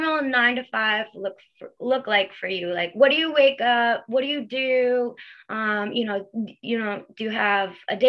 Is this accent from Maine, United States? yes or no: no; Long Island, New York, United States; I'm from Long Island, New York